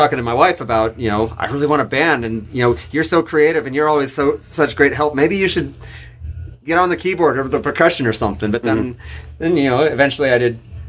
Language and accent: English; Bay Area, California, United States; moved away as an adult; also born or lived in Sacramento, California; now in Sutter Creek, United States; Jason and I grew up in the Bay Area where it's some of the most moderate weather in the world. We don't live there anymore. We've been priced out of the Bay Area, unfortunately.